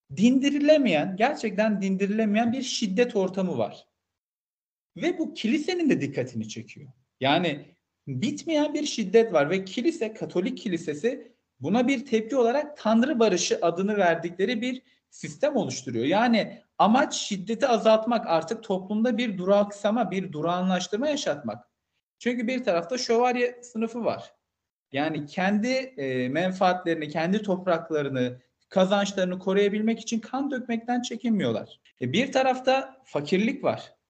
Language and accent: Turkish; Malatya, Turkey; ben de Malatyalıyım